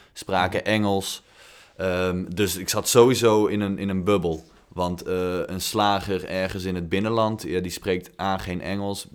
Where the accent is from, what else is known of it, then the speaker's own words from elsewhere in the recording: Netherlands; wij als Nederlanders